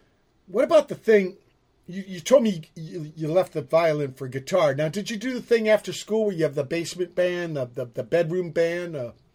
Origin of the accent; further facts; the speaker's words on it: Southern California, United States; also born or lived in Virginia; when I came from Virginia, and I came here as a boy, Southern California